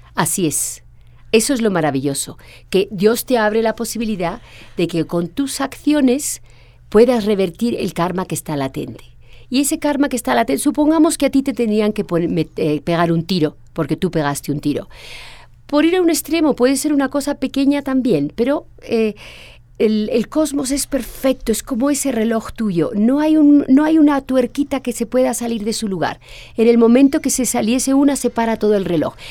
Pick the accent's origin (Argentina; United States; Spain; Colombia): Spain; cuando llego a España, mi país natal